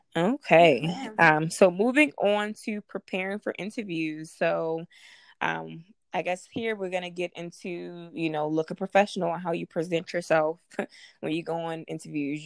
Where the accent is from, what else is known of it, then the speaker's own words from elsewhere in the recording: Baltimore, Maryland, United States; I'm from Baltimore, Maryland